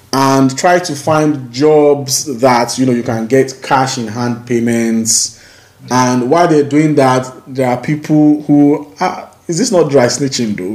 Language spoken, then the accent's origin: English; Nigeria; now in United Kingdom; we come from Nigeria